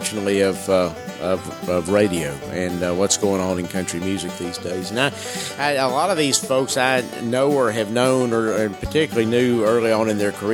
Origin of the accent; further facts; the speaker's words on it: just below Macon, South Georgia, United States; accent: southern; now in Nashville, United States; I'm from South Georgia. I'm from just below Macon, Georgia